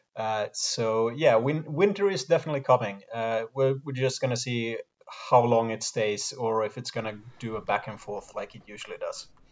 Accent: Sweden

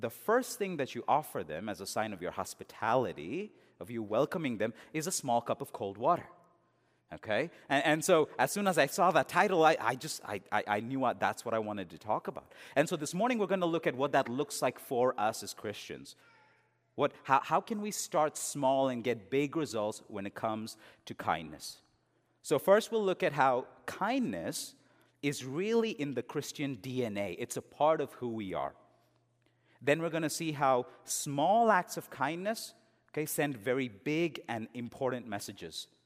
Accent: India; also born or lived in England; All that I'd seen in those movies growing up in India and in England, it was all there.

